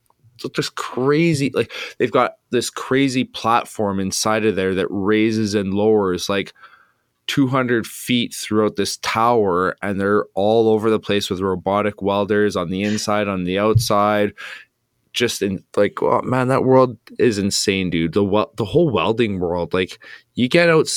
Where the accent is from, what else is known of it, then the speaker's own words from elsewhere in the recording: Flin Flon, Manitoba, Canada; I grew up in Flin Flon